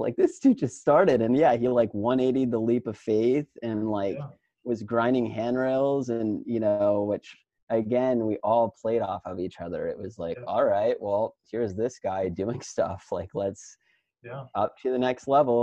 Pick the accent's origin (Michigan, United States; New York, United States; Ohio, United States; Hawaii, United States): Ohio, United States; also born or lived in California; growing up in Ohio, like I knew that I originally came from California